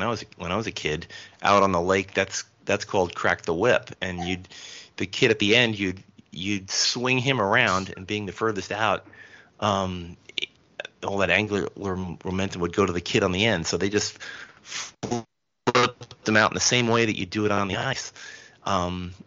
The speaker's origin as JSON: {"language": "English", "area": "Westchester and Putnam counties", "region": "New York", "country": "United States", "tie": "born or raised there", "also_born_or_lived": "Elizabeth, New Jersey", "said": "I grew up in New York City dwellers call upstate, but it was actually Westchester and Putnam counties in New York, just north of New York City"}